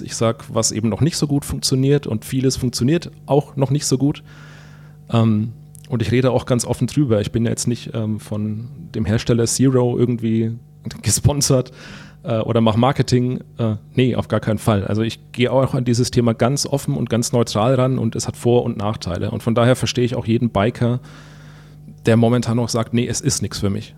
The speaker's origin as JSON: {"language": "German", "town": "Würzburg", "region": "Bavaria", "country": "Germany", "tie": "born or raised there", "said": "durch meine Heimat hier"}